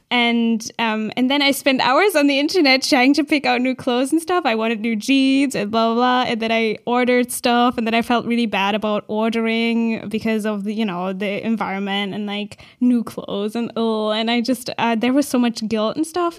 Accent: Berlin, Germany; I'm from Berlin

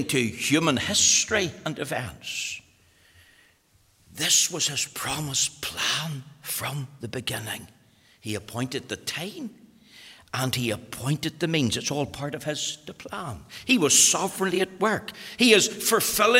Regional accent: Magherafelt, Northern Ireland, United Kingdom; I was born in Macrafelt

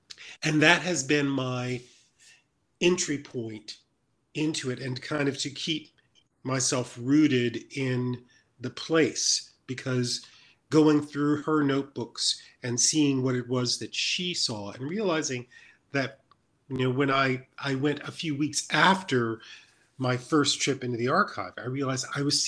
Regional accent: Mississippi, United States; My first book ever is a long time is a memoir of my growing up in Mississippi

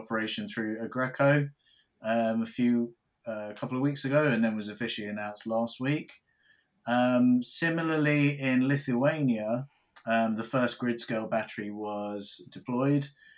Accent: United Kingdom; us as British people

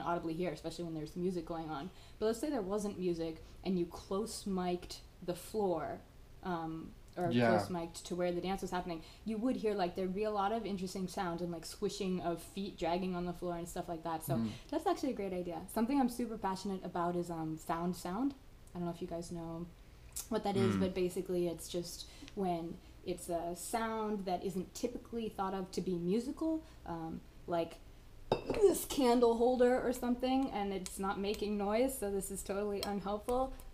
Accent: California, United States; I'm originally from California, that's where I was born

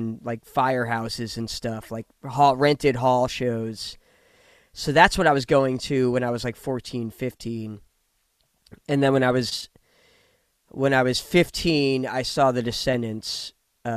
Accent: next town over from New Brunswick, New Jersey, United States; I grew up the next town over from New Brunswick

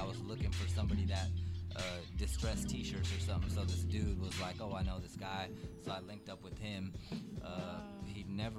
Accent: La Puente, California, United States; also born or lived in Paris, France; now in Diamond Bar, United States; I grew up in La Puente, and then towards like the sophomore year, I moved to a diamond bar. So I'm basically in diamond bar now.

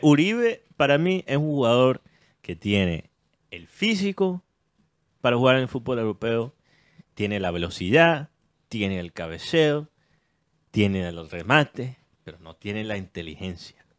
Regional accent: United States; Spanish is a second language; siendo yo gringo

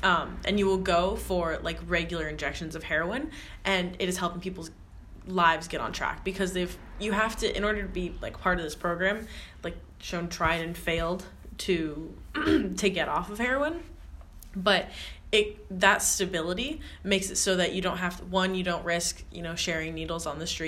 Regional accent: Canada; I'm from Canada.

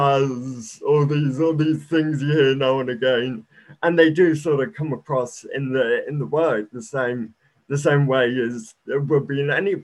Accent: New Zealand; also born or lived in United Kingdom; I was born in the UK. And then I moved over to New Zealand, and yeah, I've been living in New Zealand like my whole life.

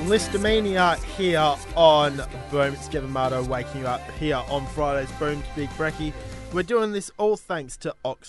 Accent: Western Australia, Australia; I am Australian.

